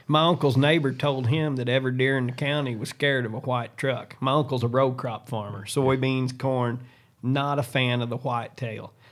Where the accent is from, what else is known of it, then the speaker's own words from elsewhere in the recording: Southern Illinois, United States; I'm from Southern Illinois, home of high school basketball